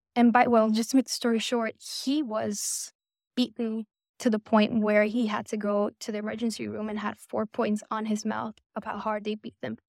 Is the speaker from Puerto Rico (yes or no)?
yes; Puerto Rico; I went to school in Puerto Rico. I was born and raised in Puerto Rico